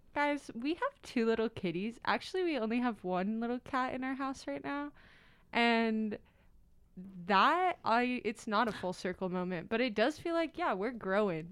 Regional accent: Las Vegas, Nevada, United States; moved away as an adult; now in Salt Lake City, United States; I'm from Las Vegas, Nevada

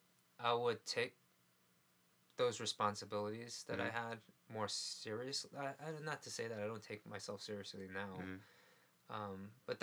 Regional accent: New York City, New York, United States; I grew up in New York City.

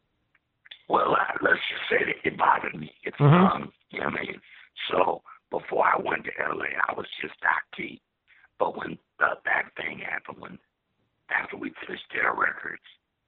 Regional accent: Dallas, Texas, United States; moved away as an adult; also born or lived in California; I'm from West Dallas, Oak Cliff

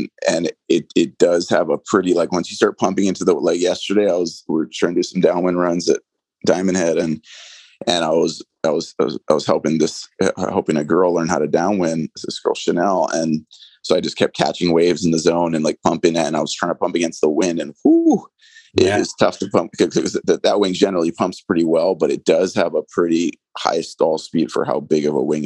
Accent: Hawaii, United States; also born or lived in Pukalani, Maui; I'm Hawaiian. Two, I've been here my whole life.

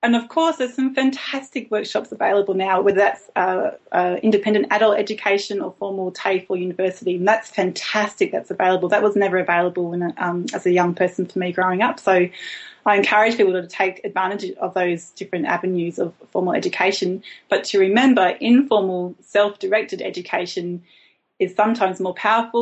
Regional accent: Brisbane, Queensland, Australia; also born or lived in Melbourne / Tasmania; now in Hobart, Australia; I grew up in Brisbane, a big city in Queensland

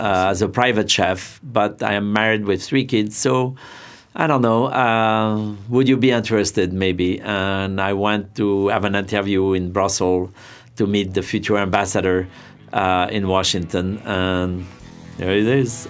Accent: Saint-Pierre-de-Chandieu, Auvergne-Rhône-Alpes, France; English is a second language; now in New York, United States; Back in France, I grew up near Lyon.

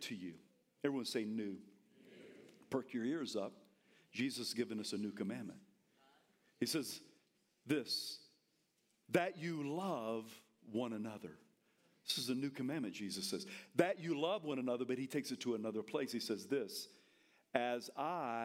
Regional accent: the South, United States; I'm from the South.

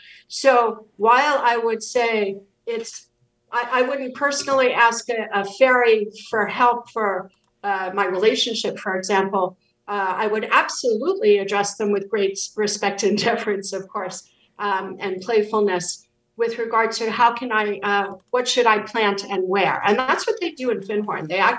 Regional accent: Ireland; No, I've been to Ireland plenty of times. I'm Irish.

